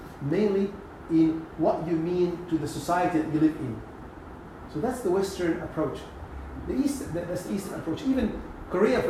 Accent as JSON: {"language": "English", "region": "Upper Egypt", "country": "Egypt", "tie": "born or raised there", "moved": "yes", "said": "we had a piece of land in Upper Egypt"}